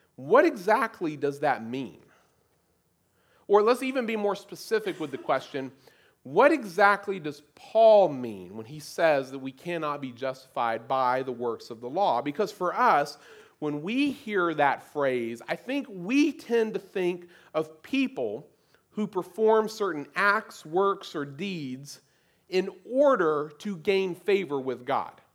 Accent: United States; as American Christians

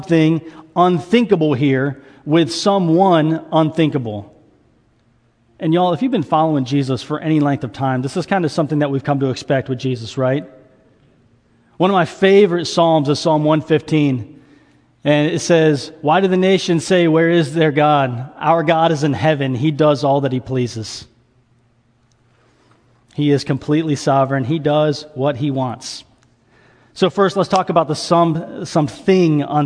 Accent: the South, United States; I was raised in the South

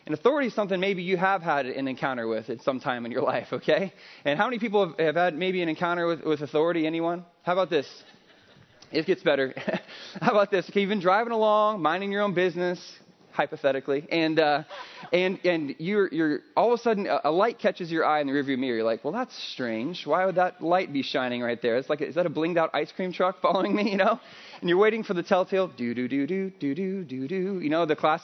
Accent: Midwest, United States; now in California, United States; I'm not from California originally. I'm from the Midwest.

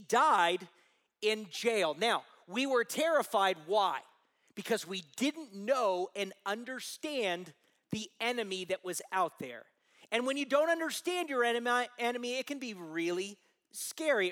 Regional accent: Southern California, United States; I grew up in Southern California

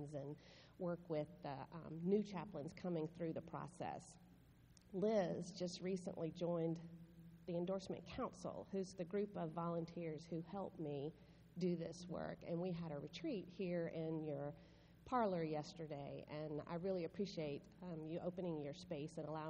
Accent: the South, United States; moved away; This is where I'm from, and people here understand every word I say

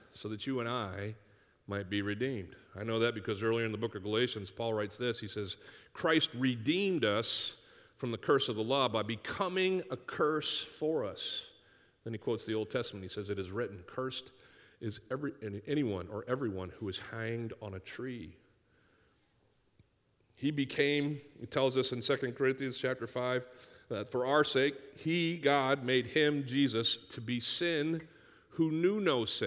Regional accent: Northeast, United States; growing up in the Northeast where you could take cans to this place called the Redemption Center in the middle of our town

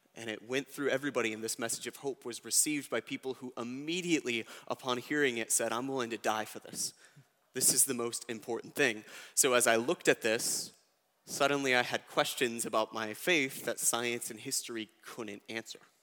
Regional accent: United States; I was born in America

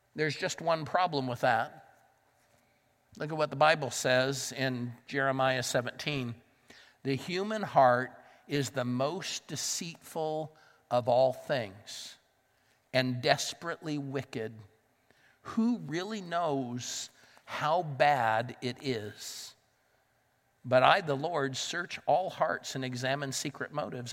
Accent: Southern California, United States; moved away as an adult; now in Pittsburgh, United States; I grew up in Southern California, but I lived in Northern California for a number of years

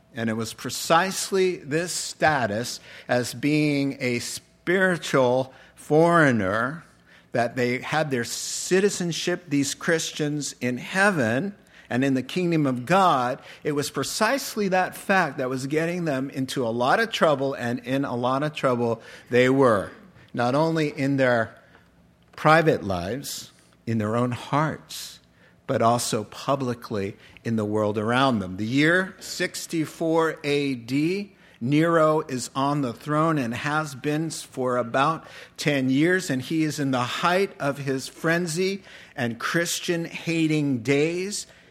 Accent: United States; moved away as an adult; also born or lived in Japan; we're from America

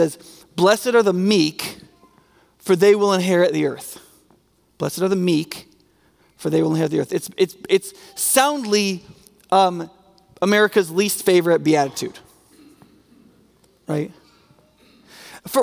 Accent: United States; as an American

